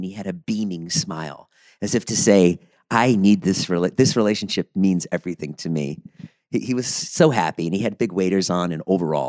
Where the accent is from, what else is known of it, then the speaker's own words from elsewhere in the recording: Boston, Massachusetts, United States; moved away; also born or lived in New York; I'm from Boston.